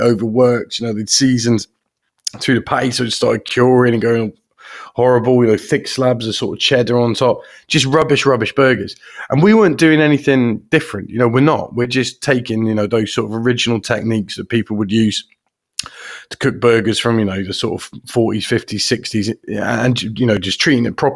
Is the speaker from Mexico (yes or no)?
no; Hereford, West Midlands, United Kingdom; we're from Hereford, which is like the home of sort of Herefordshire beef